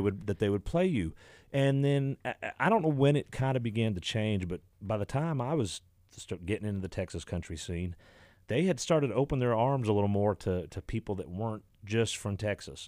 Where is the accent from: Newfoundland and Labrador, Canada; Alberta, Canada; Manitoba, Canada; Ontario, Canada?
Ontario, Canada; Exeter; Stephen Township is where I grew up